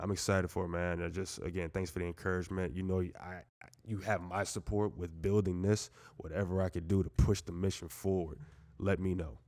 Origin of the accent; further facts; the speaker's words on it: Moore Haven, Florida, United States; also born or lived in Jamaica, Queens, New York; growing up in Mount Doyle, like, sometimes you feel the same vibes, like, you know, it's a small, small, small city